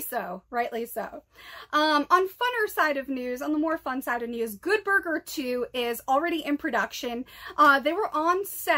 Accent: East Coast, United States; I am born and raised on the East Coast. I spent a lot of time in Rhode Island.

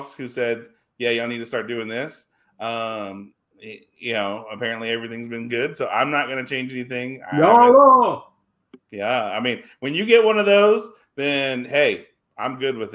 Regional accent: Texas, United States; I'm from Texas.

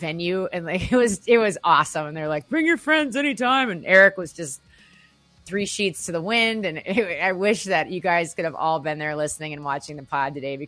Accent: Minneapolis, Minnesota, United States; that's my stomping grounds. I'm from Minneapolis

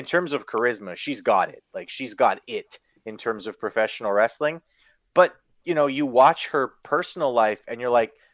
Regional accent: Kenora, Ontario, Canada; where I grew up in Kenora

